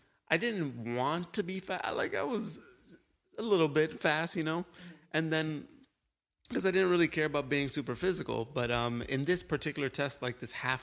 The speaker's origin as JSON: {"language": "English", "town": "Miami", "region": "Florida", "country": "United States", "tie": "born or raised there", "said": "I grew up in Little Havana."}